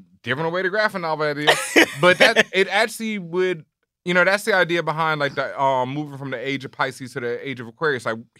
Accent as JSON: {"language": "English", "town": "Houston", "region": "Texas", "country": "United States", "said": "I'm from Houston"}